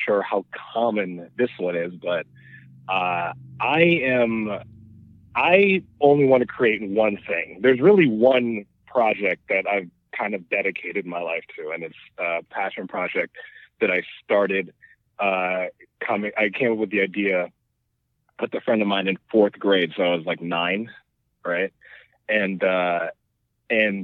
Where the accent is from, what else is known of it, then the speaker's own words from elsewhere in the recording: New York City, New York, United States; moved away as an adult; now in Atlanta, United States; I'm from New York, born and raised.